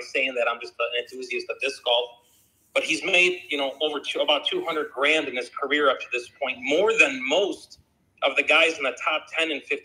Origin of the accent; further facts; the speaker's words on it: Illinois, United States; I'm from the Illinois area.